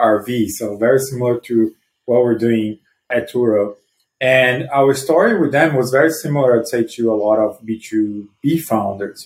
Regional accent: Brazil; moved away as an adult; now in United States; I'm originally from Brazil, I moved to the US 12 years ago

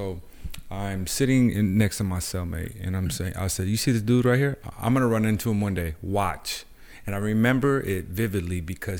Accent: Los Angeles, California, United States; So I grew up in East

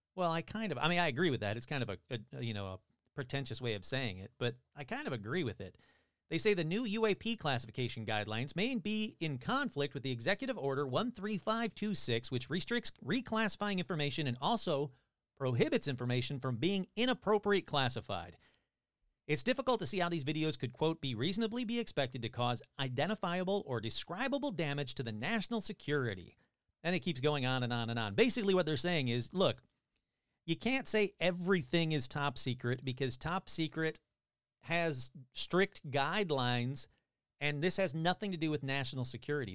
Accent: Michigan, United States; now in California, United States; I'm from Michigan

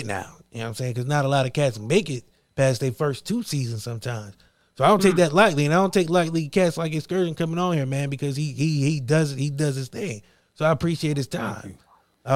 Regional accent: Akron, Ohio, United States; growing up in Akron

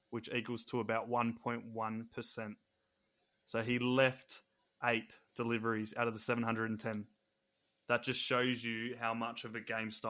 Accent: Australia; not because I'm an Aussie.

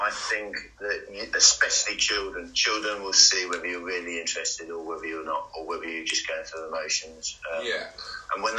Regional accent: Stourbridge, West Midlands, United Kingdom; I'm born in Stourbridge

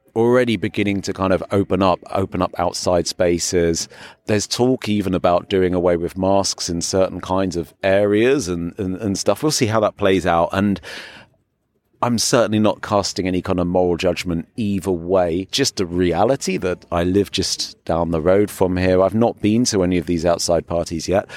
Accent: England, United Kingdom; now in Berlin, Germany; at being English

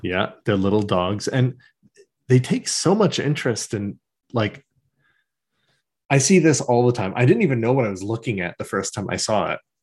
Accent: Canada; we're Canadian

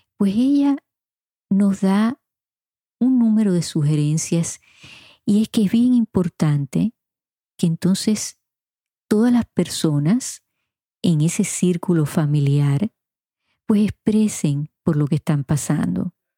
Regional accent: Puerto Rico; mi niñez y mi adolescencia en Puerto Rico

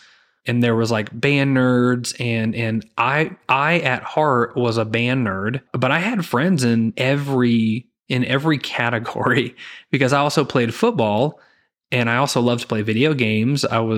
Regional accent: Zion, Illinois, United States; And I grew up in Zion, Illinois, and lived there from, you know, second grade through graduating high school. And then I just moved to the total opposite end of the state. I moved down to Southern Illinois, where I attended college.

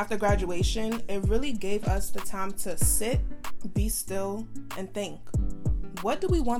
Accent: New York City, New York, United States; FANG is all about our lives as women who grew up on traditional Nigerian values in Brooklyn, New York.

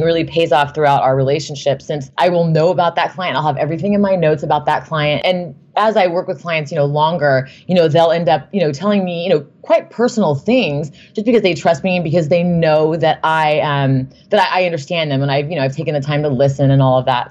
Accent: Newport Beach, California, United States; I grew up in Newport Beach

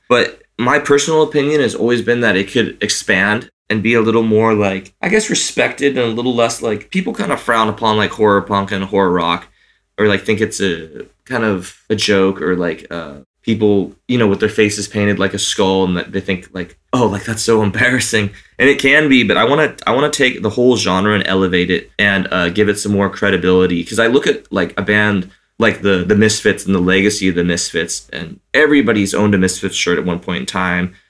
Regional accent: Santa Cruz, California, United States; Santa Cruz, which is my hometown

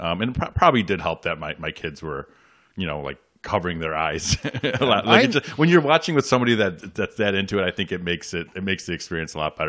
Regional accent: Chicago, Illinois, United States; I grew up around Midway Airport, so we would get interrupted at school all the time.

